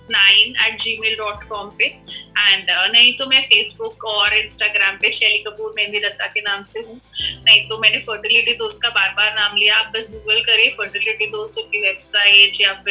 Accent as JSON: {"language": "Hindi", "region": "Delhi", "country": "India", "said": "अगर आप दिल्ली की जैसे मैं दिल्ली से हूँ तो अगर आप दिल्ली की बात करें तो बहुत हॉस्पिटल्स अच्छे रिप्यूटेड हॉस्पिटल्स हैं"}